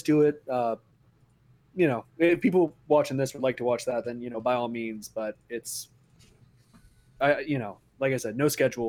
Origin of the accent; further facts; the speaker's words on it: Texas, United States; now in Germany; because I'm from Texas originally.